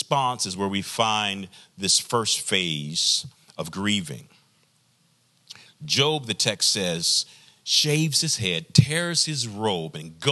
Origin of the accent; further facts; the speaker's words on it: the South, United States; I'm from the South, traditional Black community, Black church experience